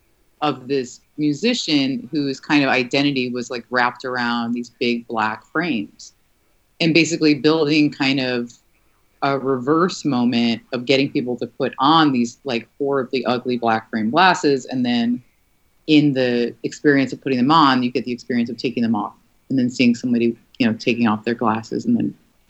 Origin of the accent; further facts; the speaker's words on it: United States; I'm an American